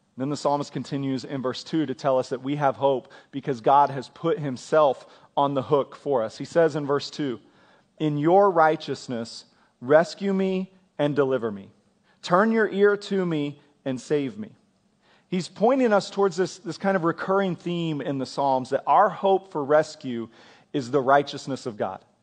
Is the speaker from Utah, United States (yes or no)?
no; Kansas, United States; now in Oklahoma, United States; I grew up in Kansas